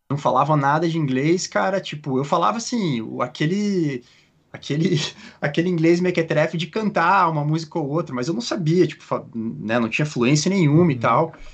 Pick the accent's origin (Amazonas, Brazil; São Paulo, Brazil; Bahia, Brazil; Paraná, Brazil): Paraná, Brazil; Curitiba; moved away as an adult; also born or lived in Petrópolis / California / Australia; now in Oregon, United States; eu sou de Curitiba, é, nasci e cresci em Curitiba